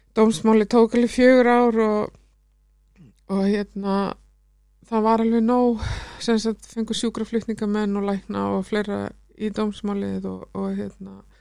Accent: Iceland; also born or lived in London, United Kingdom; við sem Íslendingar

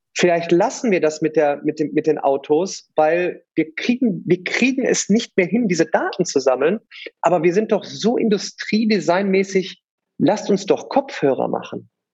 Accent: Remscheid, Solingen, Wuppertal area, North Rhine-Westphalia, Germany; Ich komme aus Remscheid, Solingen, Wuppertal, die Ecke

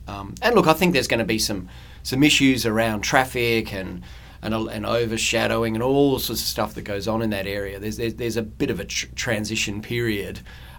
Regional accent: Perth, Western Australia, Australia; I grew up in Applecross, where I think the highest thing was the Raffles Hotel, I reckon, in those days.

